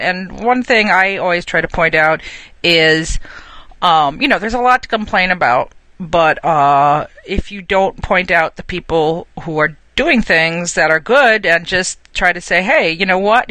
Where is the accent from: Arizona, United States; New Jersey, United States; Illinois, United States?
New Jersey, United States; now in New York, United States; I grew up in New Jersey.